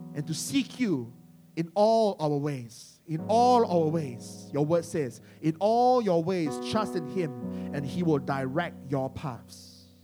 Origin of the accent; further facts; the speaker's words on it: Malaysia; now in London, United Kingdom; some people call us Malaysian church, and we're Malaysian